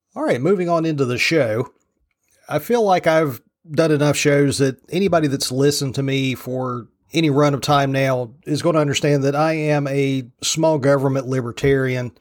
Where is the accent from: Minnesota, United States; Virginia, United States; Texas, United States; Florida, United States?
Virginia, United States; from Roanoke west, rural; I grew up on the rural side of Virginia